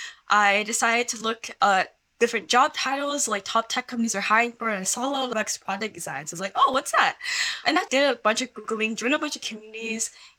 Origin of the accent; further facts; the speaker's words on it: Silicon Valley, California, United States; born and raised in Silicon Valley